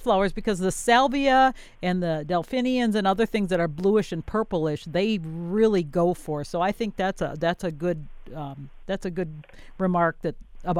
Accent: Wisconsin, United States; moved away; I am from Wisconsin

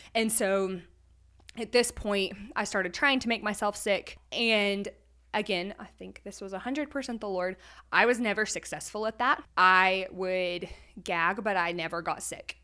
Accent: Texas, United States; moved away as an adult; now in Conway, Arkansas, United States; I'm originally from Texas

